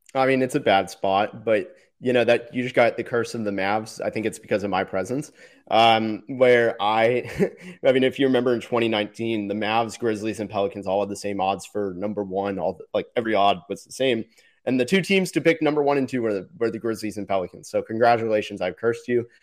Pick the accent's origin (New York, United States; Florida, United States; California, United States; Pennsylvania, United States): Florida, United States; I'm from Florida